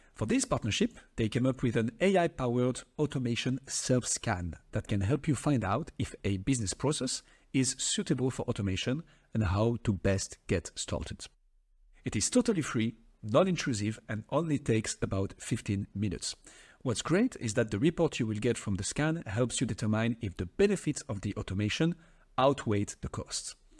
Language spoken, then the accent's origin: English; France; accent: French; English is a second language; my French accent